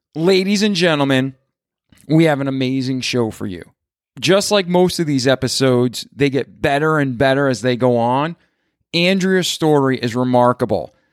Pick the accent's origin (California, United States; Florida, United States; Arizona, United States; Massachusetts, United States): Massachusetts, United States; Milford; moved away; I'm originally from outside of Boston, a town called Milford, Mass